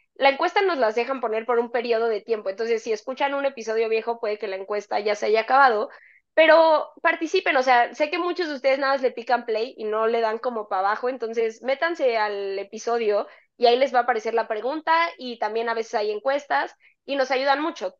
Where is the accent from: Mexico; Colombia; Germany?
Mexico